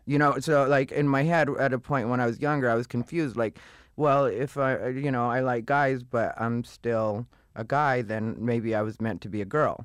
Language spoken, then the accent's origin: English; Casa Grande, Arizona, United States; moved away as an adult; also born or lived in Phoenix, Arizona; I was born in Phoenix, raised in Casa Grande